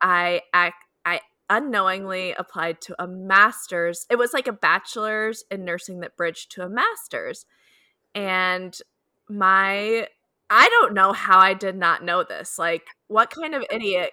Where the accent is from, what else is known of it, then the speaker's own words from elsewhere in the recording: Omaha, Nebraska, United States; moved away as an adult; also born or lived in Kansas City; I'm originally from Omaha, Nebraska